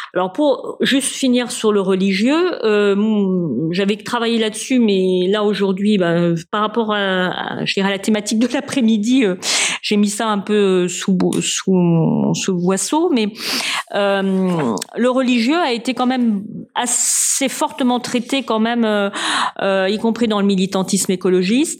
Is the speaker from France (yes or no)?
yes; France; Moi, je suis française.